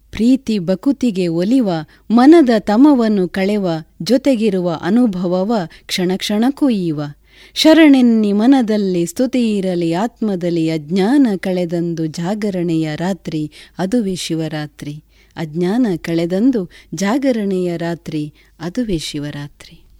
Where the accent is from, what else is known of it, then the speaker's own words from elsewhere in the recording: Adoor, Kerala, India; ನಮ್ಮದು ಕಾಸರಗೋಡಿನ ಅಡೂರು ಅನ್ನುವಂಥ ಒಂದು ಪುಟ್ಟ ಗ್ರಾಮ